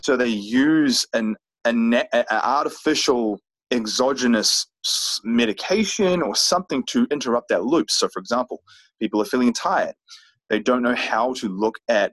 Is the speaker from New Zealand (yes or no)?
yes; New Zealand; moved away as an adult; now in United States; here I am now from New Zealand, living in the US